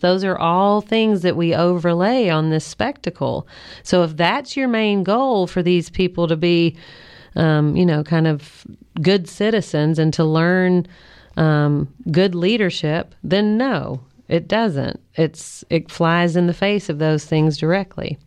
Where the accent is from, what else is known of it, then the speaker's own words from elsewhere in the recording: Kentucky, United States; I grew up in Kentucky